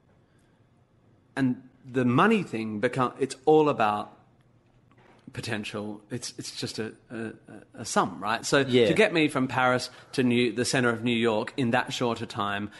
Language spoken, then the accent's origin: English; Australia; I'm an Aussie